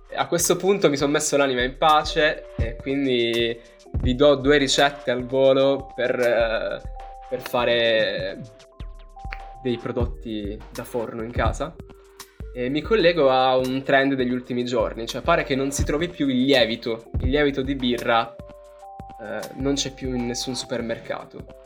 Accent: Southern Italy, Italy; per noi che siamo terroni

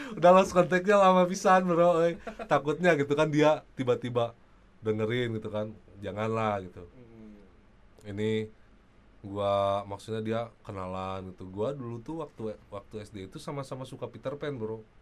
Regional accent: Bandung, West Java, Indonesia; gua mah dari Buah Batu gitu, ke Karapitan, jalan kaki tiap pulang

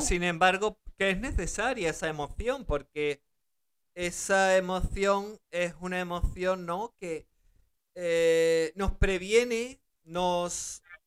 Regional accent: Spain; also born or lived in Germany; Ellos me dejaron en España para ellos poder seguir trabajando en Alemania mientras yo eh, empezaba a hablar el español correctamente y, y, adaptarme, porque yo nací en Alemania, y entonces adaptarme a, España

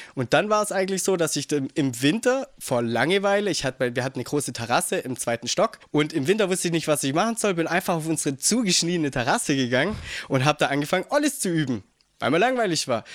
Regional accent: Geislingen an der Steige, Baden-Württemberg, Germany; bei uns in Geistlingen, weil wir da eine kleine Mini-Ramp hatten

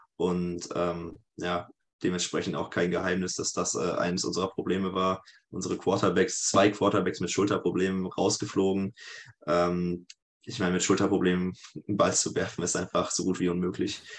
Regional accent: Sprockhövel, North Rhine-Westphalia, Germany; now in Leipzig, Germany; ich komme aus dem Ruhrgebiet tatsächlich, also aus dem Pott. Und dahin geht es auch wieder zurück, also nach Bochum. Eine kleine, kleine Stadt daneben, Spruckhöfel, Niederspruckhöfel genau genommen

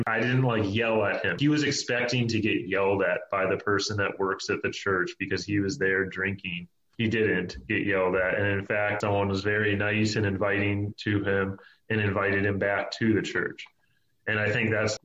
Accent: Tampa, Florida, United States; now in Milwaukee, United States; I grew up in Tampa, Florida

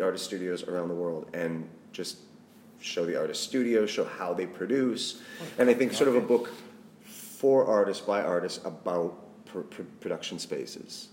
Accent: Saskatchewan, Canada; moved away as an adult; now in London, United Kingdom; I'm a Canadian boy from Saskatchewan, the prairies

